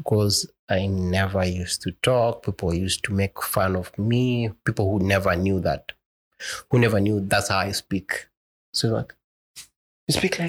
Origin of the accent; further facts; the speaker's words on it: Garissa, Garissa County, Kenya; Born and raised in Garissa, the last born, we only two